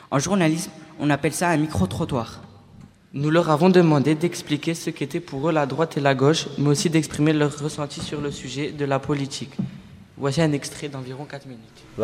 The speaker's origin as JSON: {"language": "French", "country": "Algeria", "lives_now": "France", "said": "Parce que je ne suis pas français, je suis algérien."}